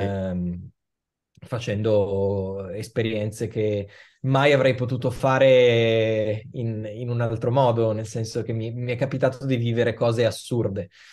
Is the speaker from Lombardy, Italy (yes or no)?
yes; Milan, Lombardy, Italy; io sono nato e cresciuto a Milano